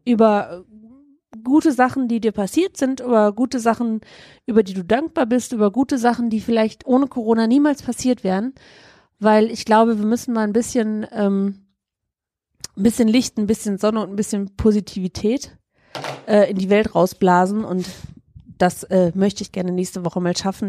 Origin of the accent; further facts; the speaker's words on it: Germany; wir generell als Deutsche